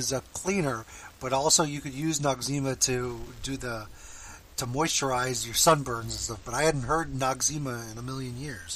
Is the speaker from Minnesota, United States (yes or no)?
no; Florida, United States; I'm from Florida